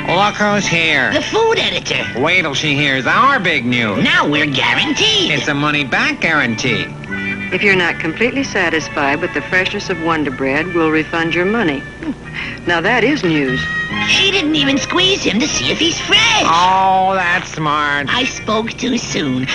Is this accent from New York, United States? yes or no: no; Chicago, Illinois, United States; when I was growing up in the Roseland area, uh, Roseland neighborhood in the 1970s, that's where we lived